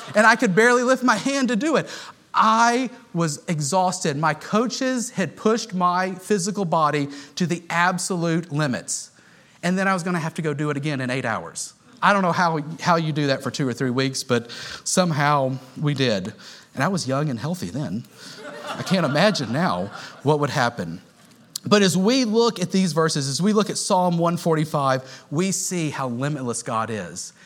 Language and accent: English; Houston, Texas, United States; moved away; I grew up in Houston